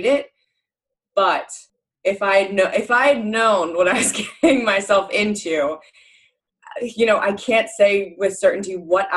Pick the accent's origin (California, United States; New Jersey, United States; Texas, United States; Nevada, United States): New Jersey, United States; moved away as an adult; also born or lived in New England; growing up in New Jersey, which is really diverse